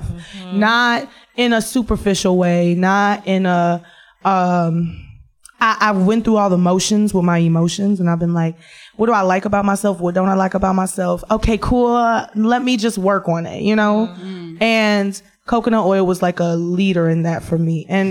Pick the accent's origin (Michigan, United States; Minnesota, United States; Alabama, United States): Michigan, United States; Detroit; I'm fat, I'm black, I'm from Detroit